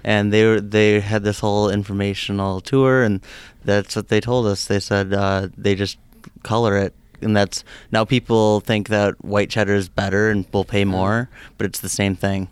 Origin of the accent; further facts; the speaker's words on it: Germantown, Wisconsin, United States; I'm from Germantown, Wisconsin, so just down the road here from the seminary